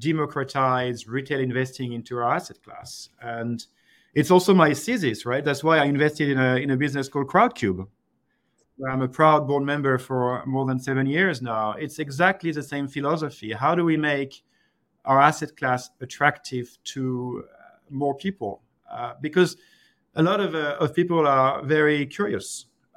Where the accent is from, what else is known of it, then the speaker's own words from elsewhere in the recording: France; I'm from France